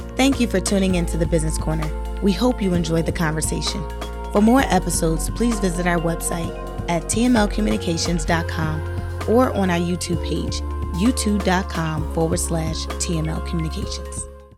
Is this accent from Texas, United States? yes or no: no; Philadelphia, Pennsylvania, United States; I'm a girl from North Philadelphia